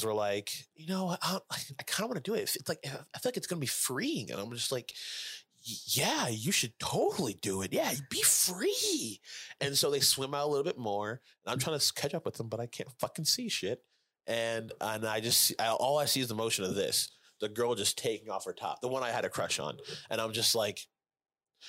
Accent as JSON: {"language": "English", "region": "Indiana", "country": "United States", "said": "I'm from Indiana and we don't get the beach."}